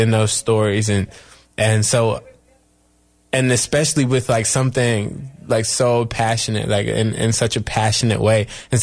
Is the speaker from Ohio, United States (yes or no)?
no; Chapel Hill, North Carolina, United States; from Chapel Hill, North Carolina, and I'm 24 years old.